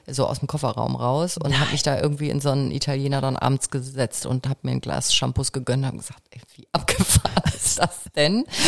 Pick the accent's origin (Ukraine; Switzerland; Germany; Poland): Germany; Kiel, Schleswig-Holstein; moved away; Ich bin eben doch Kind des Nordens, stelle ich immer wieder fest. Ja. Ich bin ja gebürtige Kielerin